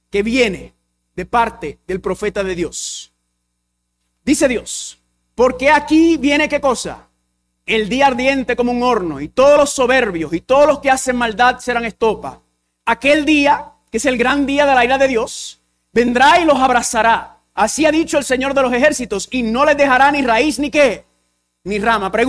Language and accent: Spanish; Puerto Rico; first language English; Spanish is a second language; soy puertorriqueño y dominicano. Y el inglés es mi primer idioma, así que hablo un español pateado.